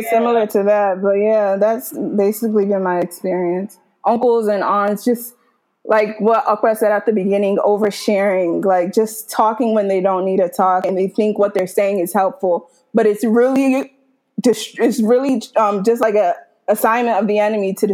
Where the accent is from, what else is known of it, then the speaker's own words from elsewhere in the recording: Nigeria; also born or lived in United States; So I grew up in Nigeria, and I also grew up in America. So for like six, seven years, I was in Nigeria.